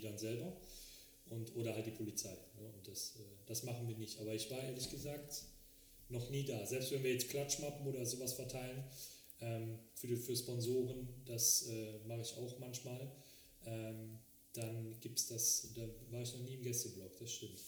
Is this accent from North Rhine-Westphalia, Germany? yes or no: yes; Frechen, North Rhine-Westphalia, Germany; weil ich in, ähm, in Frechen geboren worden bin